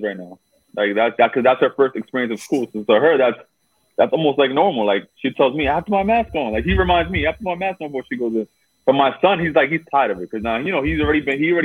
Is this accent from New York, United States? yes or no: yes; New York City, New York, United States; we both from Brooklyn.